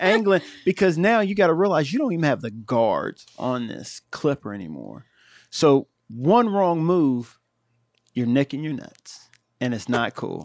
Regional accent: Ohio, United States; I'm from Ohio

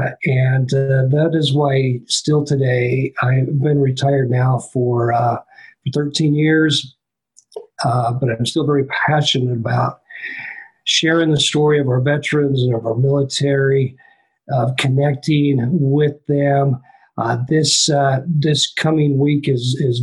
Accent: Richfield, Utah, United States; the place where I lived, where I grew up in Richfield, Utah

